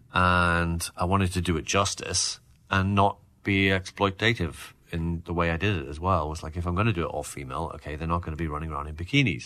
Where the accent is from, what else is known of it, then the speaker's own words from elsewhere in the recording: Newcastle upon Tyne, North East England, United Kingdom; my hometown of Newcastle